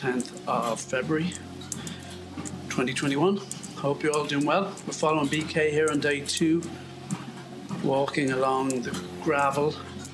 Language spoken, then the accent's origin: English; Ireland; As an Irishman